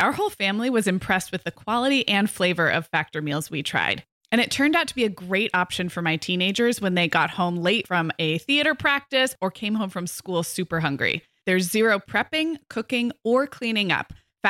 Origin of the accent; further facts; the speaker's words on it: West Coast, United States; because I grew up on the West Coast with a lot of newer cities